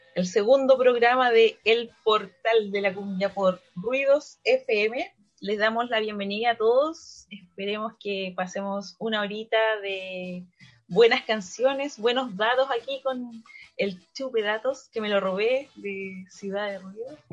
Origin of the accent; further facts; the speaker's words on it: Valparaíso, Chile; Soy de Valparaíso